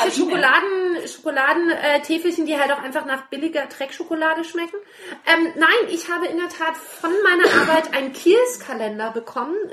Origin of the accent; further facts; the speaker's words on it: Berlin, Germany; Wollte ich sagen, das ist als Berliner total